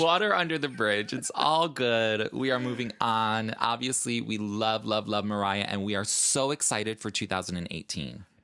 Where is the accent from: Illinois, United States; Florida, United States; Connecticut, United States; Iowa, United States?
Illinois, United States; Chicago; moved away as an adult; now in New York, United States; I am originally from Chicago.